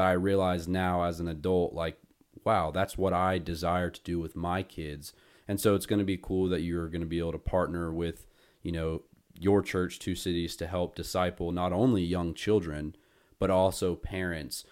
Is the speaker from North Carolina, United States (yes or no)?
yes; Winston-Salem, North Carolina, United States; since I am from Winston